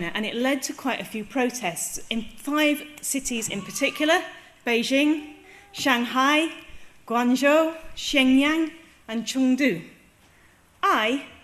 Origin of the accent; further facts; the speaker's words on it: England, United Kingdom; telling them I'm English